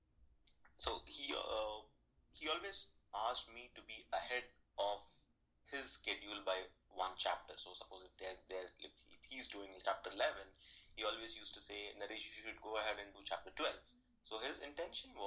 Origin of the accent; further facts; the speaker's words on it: Hyderabad, Telangana, India; moved away; I was born and brought up in Hyderabad. It's in southern part of India.